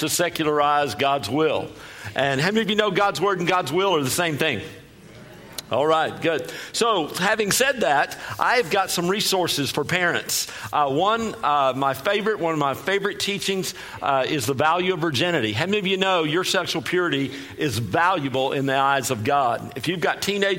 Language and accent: English; Texas, United States; I sound funny because I'm from Texas. And I talk fast also because I'm from Texas